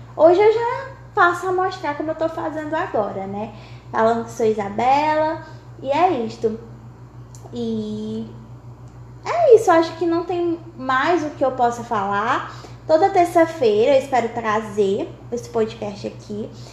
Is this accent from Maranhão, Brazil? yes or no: yes; Dom Pedro, Maranhão, Brazil; moved away as an adult; now in Teresina, Brazil; sou natural do Maranhão, de Dom Pedro Maranhão, porém atualmente por causa de estudos estou em Teresina, no Piauí